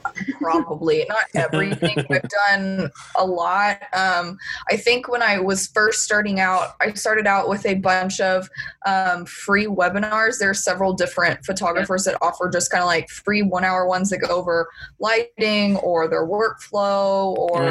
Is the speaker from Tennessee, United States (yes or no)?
no; Dallas, Texas, United States; now in College Station, United States; I'm originally from the Dallas area.